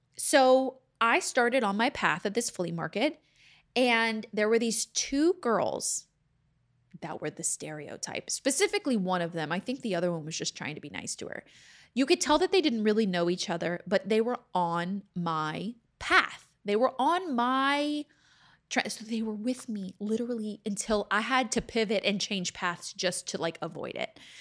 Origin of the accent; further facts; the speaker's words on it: Texas, United States; accent: Southern; moved away as an adult; also born or lived in Louisiana; now in Los Angeles, United States; I am from there. I grew up there